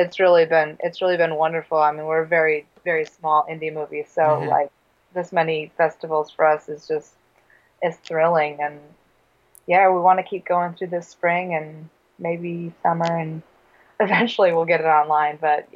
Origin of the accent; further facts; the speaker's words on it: Neenah, Wisconsin, United States; also born or lived in Grand Rapids, Michigan / Madison, Wisconsin / Door County, Wisconsin; I was born in Michigan in Grand Rapids, but I've lived in Wisconsin since I was like 2 years old.